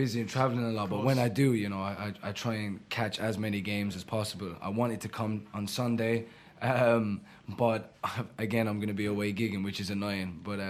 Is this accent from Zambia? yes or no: no; Ireland; moved away; also born or lived in Stoke Newington, London; I was born in Stoke Newington, born in Homerton Hospital in Stoke Newington. My mum's side of the family are all from Hackney. And was raised in Ireland.